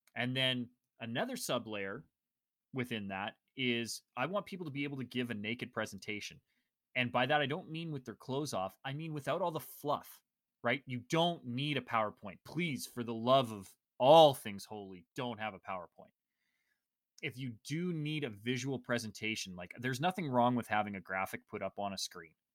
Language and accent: English; Canada; I'm Canadian